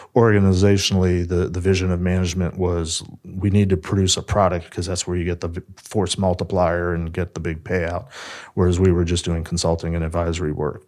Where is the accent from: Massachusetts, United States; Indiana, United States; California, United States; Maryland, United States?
Maryland, United States; Silver Spring; I grew up in the area. I grew up in Silver Spring